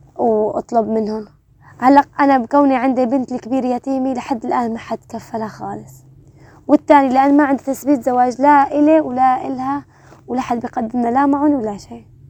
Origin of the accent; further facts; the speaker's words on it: Syria; moved away as an adult; also born or lived in Harbanoush, Idlib; طلعونا برا ضيعتنا وهدمونا البيت واستولوا على كل أملاكنا طلعنا على المناطق المحررة لشمال